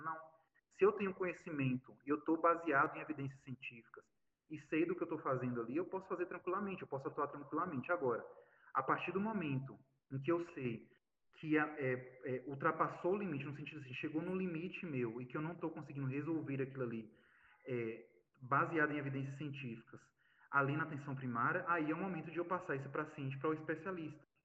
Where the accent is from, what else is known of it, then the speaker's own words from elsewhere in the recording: Bahia, Brazil; moved away; also born or lived in São Gabriel da Cachoeira; meu papel como baiano, como nordestino